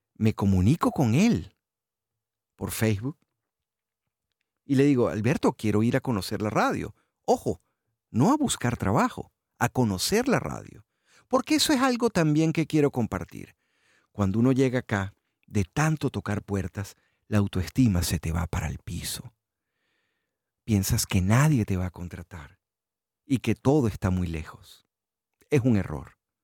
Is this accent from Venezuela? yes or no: yes; Venezuela; moved away as an adult; also born or lived in Houston, United States; now in South Florida, United States; Yo me fui de Venezuela un 4 de abril de 2015